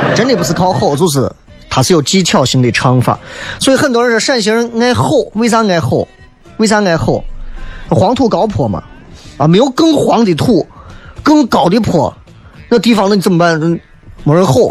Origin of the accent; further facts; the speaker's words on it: Xi'an, Shaanxi, China; 我们西安人就是自己没有办法